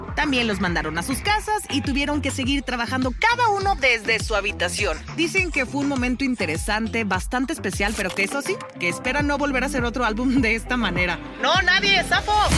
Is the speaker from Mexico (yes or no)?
yes; Mexico